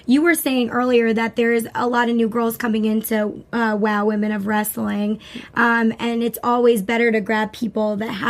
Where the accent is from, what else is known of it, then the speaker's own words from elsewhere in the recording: Long Island, New York, United States; From Long Island. Yeah. Hey, my hometown.